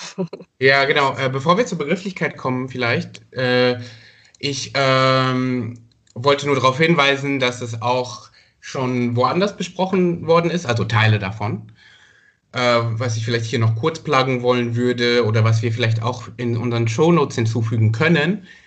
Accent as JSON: {"language": "German", "country": "Rwanda", "tie": "born or raised there", "moved": "yes", "said": "eine Verfilmung seiner Geschichten immer als Kind in Ruanda gesehen"}